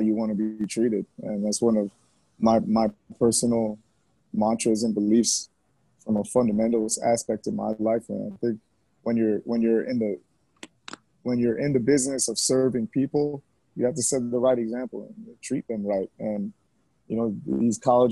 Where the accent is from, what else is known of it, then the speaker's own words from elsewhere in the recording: Miami, Florida, United States; also born or lived in Jamaica; A substantial part of my life was in Miami and South Florida area